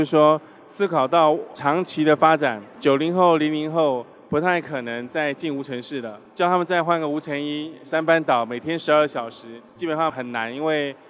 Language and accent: Chinese; Taiwan; 啊，对对对，对我我是台湾人。